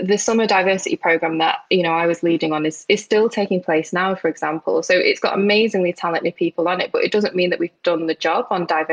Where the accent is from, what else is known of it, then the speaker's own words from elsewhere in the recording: United Kingdom; also born or lived in Isle of Man; I could be labelled as a Northerner, a Manx, a Muslim, South Asian, Asian British female